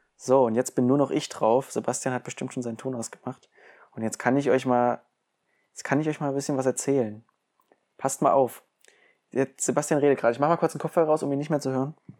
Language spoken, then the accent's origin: German; Germany; ich bin ein richtiger Deutscher